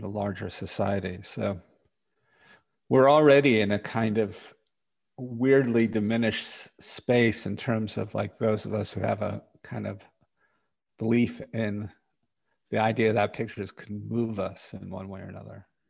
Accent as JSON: {"language": "English", "town": "New York City", "region": "New York", "country": "United States", "tie": "born or raised there", "said": "I grew up in Park Slope in Brooklyn."}